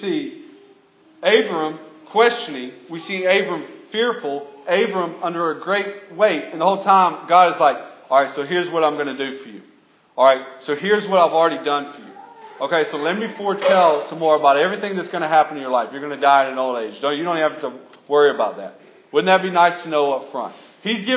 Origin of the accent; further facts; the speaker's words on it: Alabama, United States; I'm from Alabama.